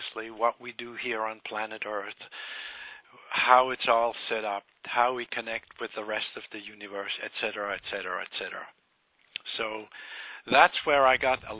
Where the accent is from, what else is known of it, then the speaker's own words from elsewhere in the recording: Switzerland; moved away as an adult; also born or lived in Bermuda / Bahamas; I was born in Switzerland by some very, very conservative and scientific parents